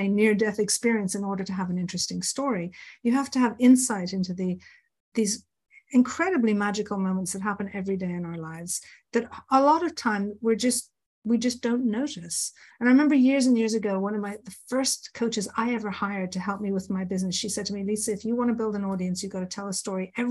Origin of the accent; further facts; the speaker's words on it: Ireland; I grew up in Ireland.